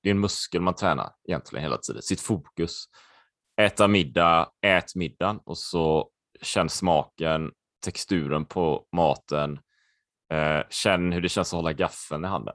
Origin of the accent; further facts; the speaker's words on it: Sweden; also born or lived in Spain; jag är halvspanjor va? och där är det annorlunda kan jag säga eh, på många sätt. Jag kommer ihåg när jag växte upp och så här och jag åkte ner och min pappa var ju helt svensk så här och så åkte vi ner till släkten i Spanien